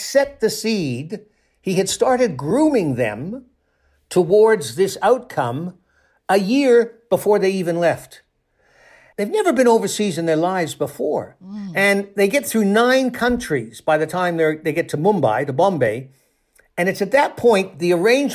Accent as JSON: {"language": "English", "town": "Toronto", "region": "Ontario", "country": "Canada", "tie": "born or raised there", "said": "I spent a couple of years on the police desk in Toronto, in my hometown in Canada"}